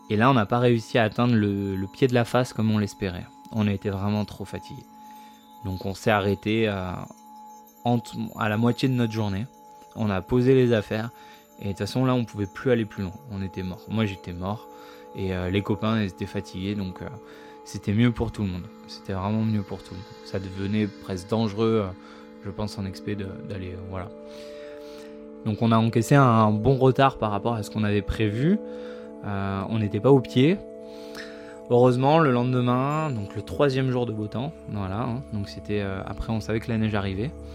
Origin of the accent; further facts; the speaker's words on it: Provence-Alpes-Côte d'Azur, France; moved away as an adult; now in Chamonix, France; je suis originaire euh, des Alpes-Maritimes